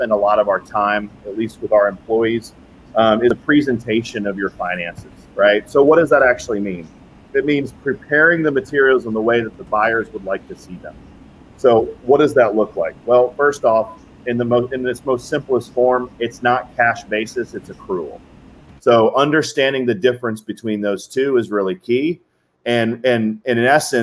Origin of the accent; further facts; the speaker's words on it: the South, United States; I say y'all because I'm from the South